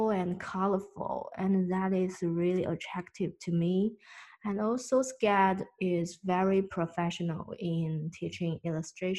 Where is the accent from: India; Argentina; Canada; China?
China; moved away; I'm from China.